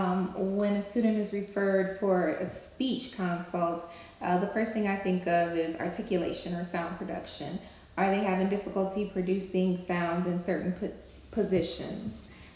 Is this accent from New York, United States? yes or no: no; Cleveland, Ohio, United States; I've been an SOP for 13 years now. I'm from Cleveland, Ohio, and I graduated from Bowling Green State University and received my master's degree from Kent State University.